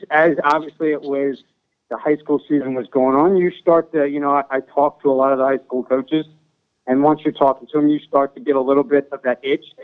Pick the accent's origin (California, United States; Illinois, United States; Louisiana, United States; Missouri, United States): Louisiana, United States; New Orleans; coming from uptown New Orleans, from where I was from Newman.